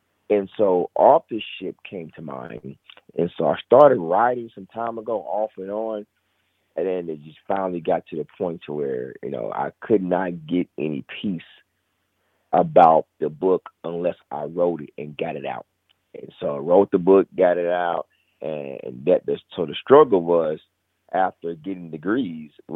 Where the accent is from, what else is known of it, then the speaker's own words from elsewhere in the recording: Indianapolis, Indiana, United States; I was born and raised here in Indianapolis